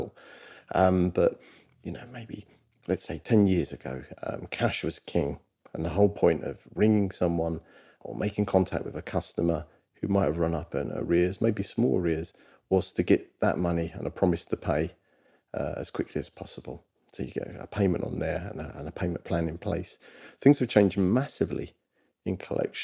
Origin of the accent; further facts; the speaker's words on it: London, United Kingdom; I'm from Walthamstow, London